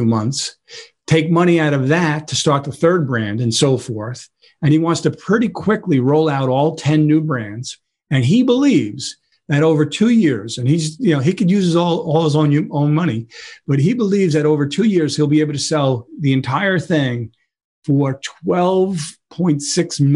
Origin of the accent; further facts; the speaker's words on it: New York City, New York, United States; I grew up in Brooklyn